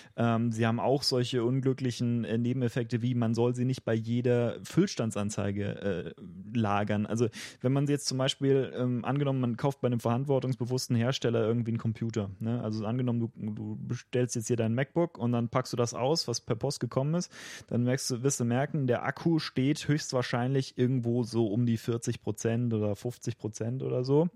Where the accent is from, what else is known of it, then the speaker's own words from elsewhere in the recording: Germany; als Deutscher und auch als jemand, der vorhat, in äh, mittelfristiger Zukunft noch in Deutschland zu leben